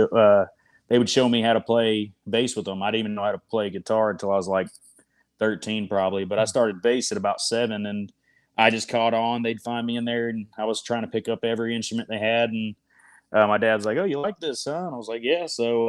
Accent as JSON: {"language": "English", "region": "Florida", "country": "United States", "accent": "Tennessee", "said": "I've always had a thick Tennessee accent, being, I'm from South Florida, so I don't know where I got it, but I've kind of always had it."}